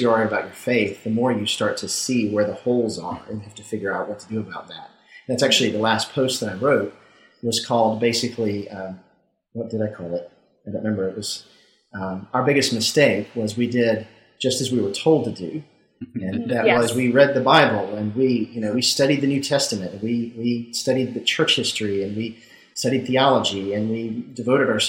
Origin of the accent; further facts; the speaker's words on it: Mississippi, United States; I grew up in Mississippi and was a Southern Baptist